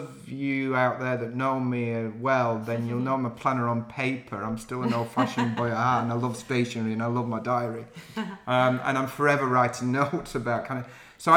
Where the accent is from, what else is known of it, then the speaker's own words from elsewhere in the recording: Yorkshire and the Humber, United Kingdom; accent: Yorkshire; now in London, United Kingdom; I'm still very proud of my northern roots, and I've never lost my Yorkshire accent